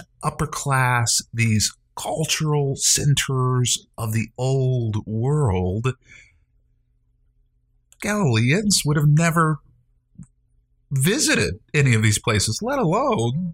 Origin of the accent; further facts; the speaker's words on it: Indiana, United States; I grew up in Nowhereville, Indiana, where we would probably be referred to most truthfully as rednecks